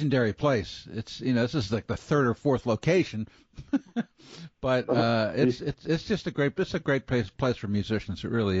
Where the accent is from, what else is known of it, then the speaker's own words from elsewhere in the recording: Baltimore, Maryland, United States; now in Portland, United States; It certainly beats Baltimore, where I'm from.